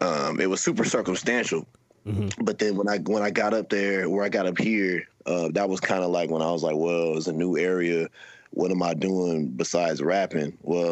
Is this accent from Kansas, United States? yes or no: yes; Topeka, Kansas, United States; also born or lived in Georgia / Los Angeles / Florida; I'm originally from the Midwest, Topeka, Kansas. That's Top City, shout out.